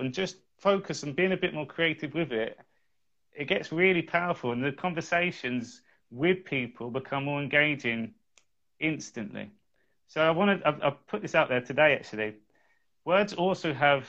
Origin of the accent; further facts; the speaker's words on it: England, United Kingdom; I am English